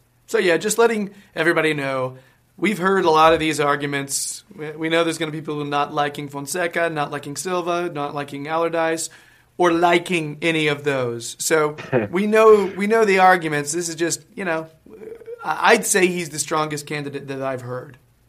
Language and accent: English; United States; I am the American guy in the videos and on the podcast